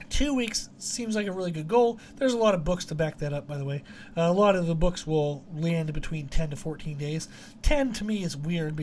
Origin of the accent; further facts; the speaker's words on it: Pennsylvania, United States; we grew up in Pennsylvania and the backwoods of Pennsylvania